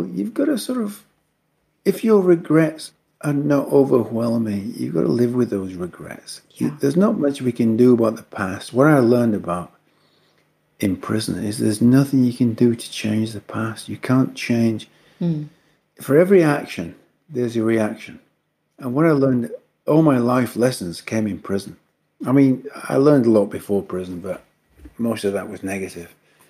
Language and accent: English; the north of England, United Kingdom; I was born in England. I was brought up in the north of England.